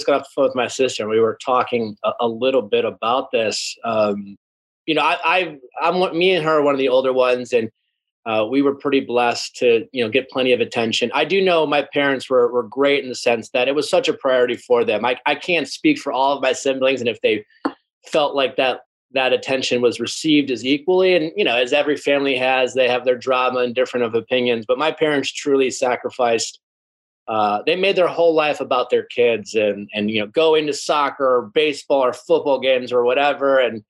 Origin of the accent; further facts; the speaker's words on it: Milwaukee, Wisconsin, United States; Yeah, I'm from Milwaukee, Wisconsin, Midwest. And I'm one of 11 kids.